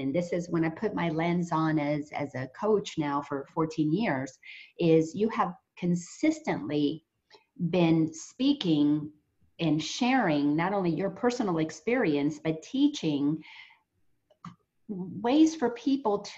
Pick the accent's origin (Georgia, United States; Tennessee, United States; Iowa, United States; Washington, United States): Georgia, United States; Marietta; the Unity Church that I attend in my hometown in the Marietta, Georgia area, Atlanta area